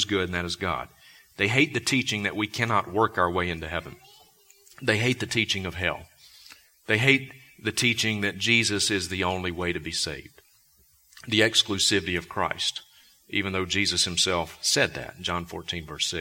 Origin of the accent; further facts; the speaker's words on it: Vicksburg, Mississippi, United States; also born or lived in Sandpoint, Idaho; now in Bozeman, United States; I was born in Vicksburg, Mississippi